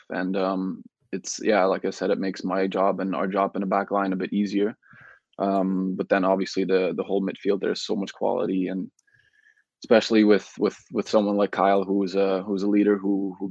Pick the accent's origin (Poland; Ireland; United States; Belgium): Belgium; moved away as an adult; also born or lived in Netherlands; now in Canada; So I grew up in Belgium my whole life